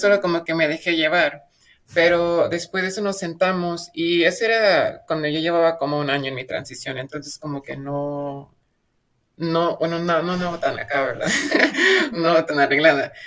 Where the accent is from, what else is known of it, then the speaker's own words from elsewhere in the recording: Mexico; mi pueblo es muy chiquito, entonces no hay mucho como ruido sobre el feminismo, pero últimamente el feminismo radical se ha estado como que haciendo popular en todo México